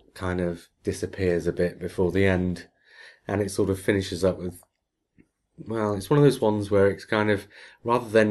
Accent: Australia; accent: Australian; my Australian accent

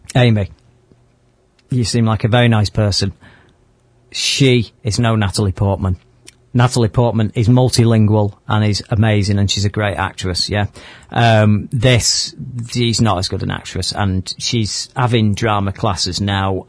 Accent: Manchester, North West England, United Kingdom; we're from Manchester.

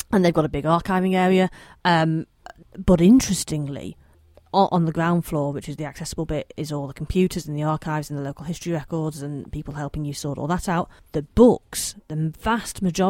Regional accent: Manchester, North West England, United Kingdom; I'm local to Manchester, as you may be able to tell by my slight accent

